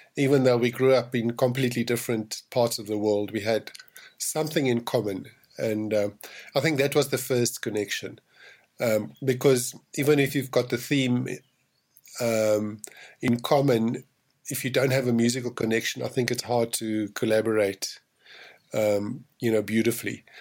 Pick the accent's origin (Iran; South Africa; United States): South Africa; I'm from South Africa